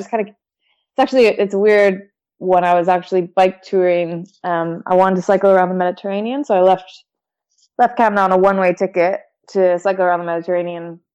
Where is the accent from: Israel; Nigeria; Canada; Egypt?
Canada; Calgary, Alberta; born or raised there; also born or lived in Victoria; now in United Kingdom